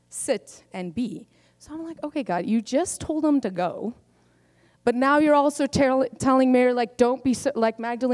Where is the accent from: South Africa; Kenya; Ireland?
South Africa; I am South African born